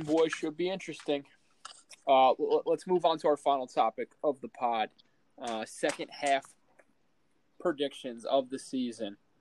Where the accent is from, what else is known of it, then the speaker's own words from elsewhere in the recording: New Jersey, United States; where I grew up in Jersey, it's like half Philly, half New York